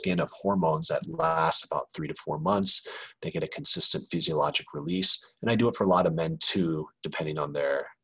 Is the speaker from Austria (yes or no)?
no; Kansas City, Missouri, United States; moved away as an adult; also born or lived in Chicago; now in Los Angeles, United States; I grew up in Kansas City